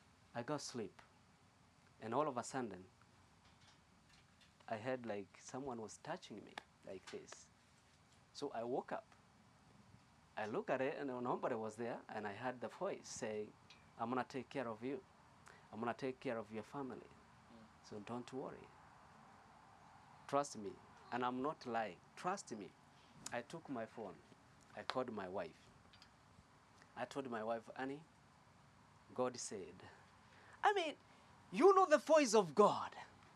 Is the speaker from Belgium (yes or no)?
no; Kenya; English is a second language; moved away as an adult; I came from Kenya that time.